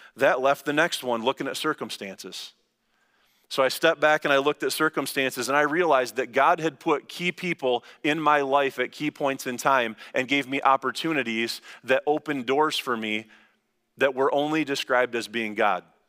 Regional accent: Lansing, Michigan, United States; I'm from Langsberg

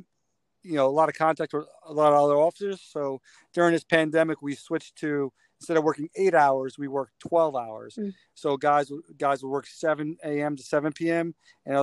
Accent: Dobbs Ferry, New York, United States; I grew up here in Dobbs Ferry

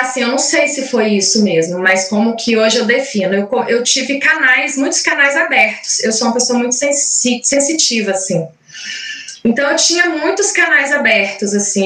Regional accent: Caratinga, Minas Gerais, Brazil; Eu morava num, em Minas, sou mineira, sou de Caratinga

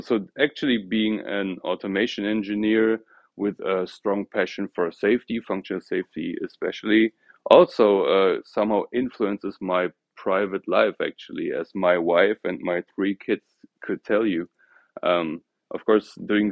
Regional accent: near Cologne, North Rhine-Westphalia, Germany; also born or lived in Ruhr area; I was born in a small city near Cologne, grew up and also studied in Germany

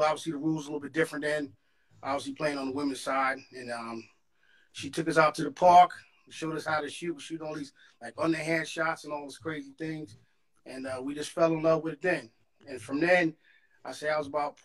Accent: New York City, New York, United States; also born or lived in Brooklyn, New York City; I was born in Queens, moved to Brooklyn for a little while. Through my early, elementary days, then moved back to Queens when I was around 11 years old, and been in Queens ever since

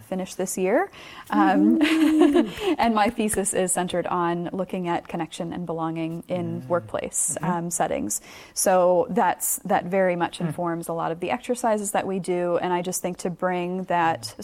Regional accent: United States; moved away as an adult; now in New Zealand; am obviously from America, as you can tell from mm. the accent

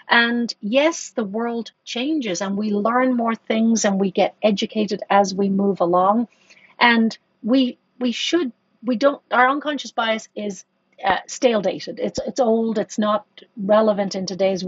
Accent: Ireland; I grew up in Ireland. I grew up in Catholic Ireland.

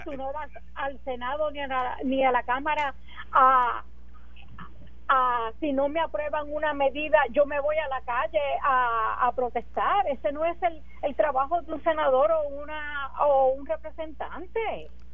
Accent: Puerto Rico; como puertorriqueña

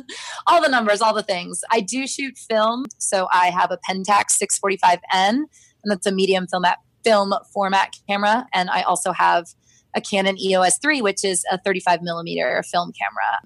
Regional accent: Florida, United States; now in Washington, DC, United States; I'm from Florida

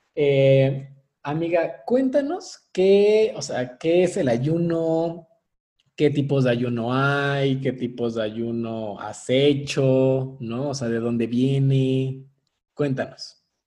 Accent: Mexico; nosotros como mexicanos

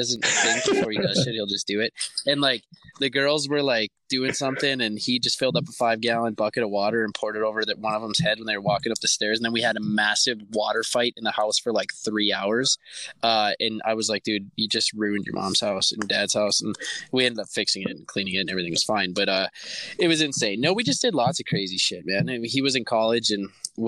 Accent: Eveleth, Minnesota, United States; moved away; It's in my hometown

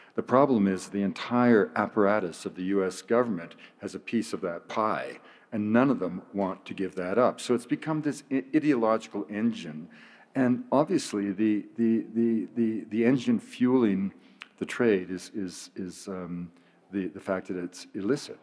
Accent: British Columbia, Canada; I'm from British Columbia.

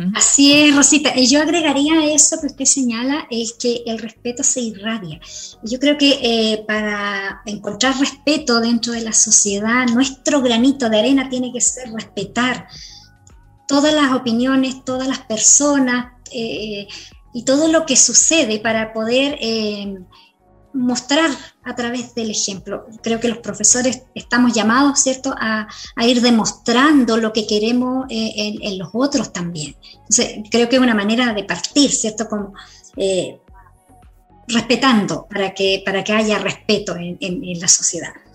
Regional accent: Chile

